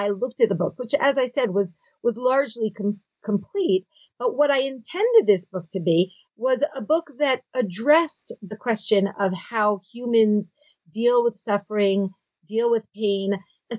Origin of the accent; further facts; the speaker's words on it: Philadelphia, Pennsylvania, United States; moved away as an adult; now in Israel; I grew up in Philadelphia